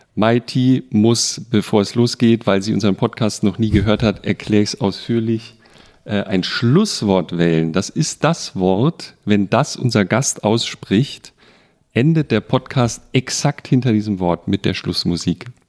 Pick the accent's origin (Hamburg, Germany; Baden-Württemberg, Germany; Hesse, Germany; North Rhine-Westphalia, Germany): Baden-Württemberg, Germany; Bretten; meinem Geburtsort, also da, wo ich aufgewachsen bin, in Bretten in Baden